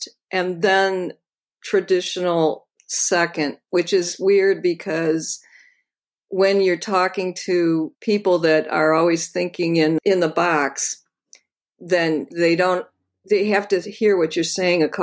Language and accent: English; Toledo, Ohio, United States; I grew up in Toledo, Ohio, which is the hometown of Art Tatum